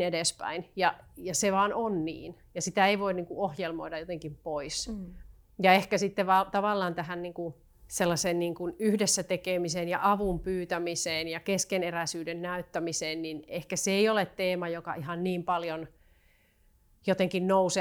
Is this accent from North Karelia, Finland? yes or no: yes; Joensuu, North Karelia, Finland; now in Helsinki, Finland; ihan alun perin tulen Joensuusta, joka tässä kenties puheestakin vähän kuultaa. Parikymmentä vuotta asunut Helsingissä